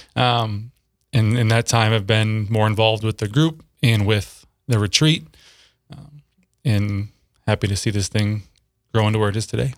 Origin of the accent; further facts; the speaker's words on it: Minneapolis, Minnesota, United States; moved away as an adult; also born or lived in Saint Cloud, Minnesota / Sioux Falls, South Dakota; now in Brandon, United States; I grew up in the Twin Cities